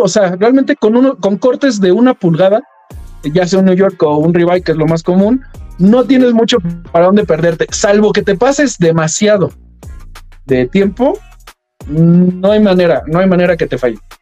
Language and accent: Spanish; Mexico